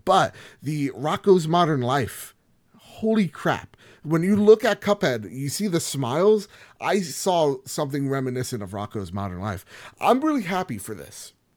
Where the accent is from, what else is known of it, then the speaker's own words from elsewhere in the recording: New Jersey, United States; I'm from Jersey